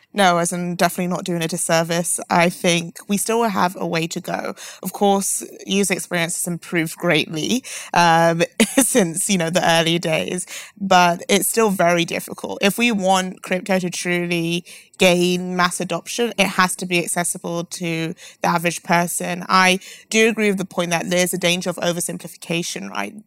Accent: London, United Kingdom; I'm from London

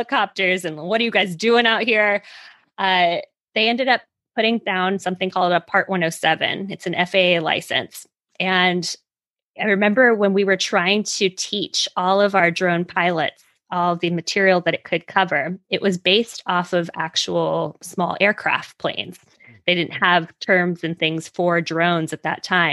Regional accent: Hawaii, United States; moved away as an adult; also born or lived in Silicon Valley, California / Manhattan, New York; Growing up in Hawaii, you can't go anywhere else if you don't get on a plane.

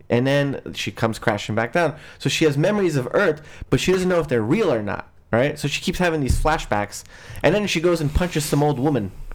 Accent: Afghanistan; I'm Afghan

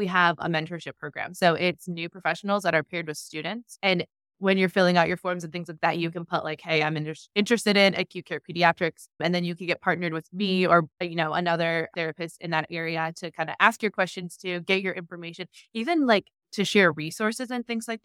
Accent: Cleveland, Ohio, United States; now in Cincinnati, United States; I'm from Cleveland

